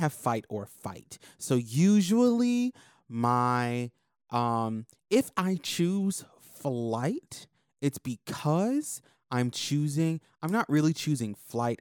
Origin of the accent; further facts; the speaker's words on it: Florida, United States; growing up in, in Florida because I leveled up in Florida